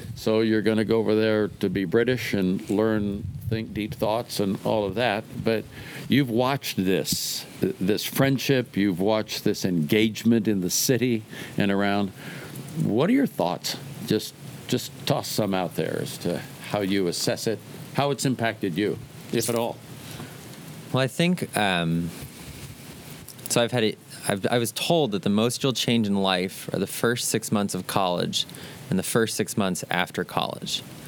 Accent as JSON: {"language": "English", "town": "Oakland", "region": "California", "country": "United States", "said": "I'm a kid from East Oakland, California."}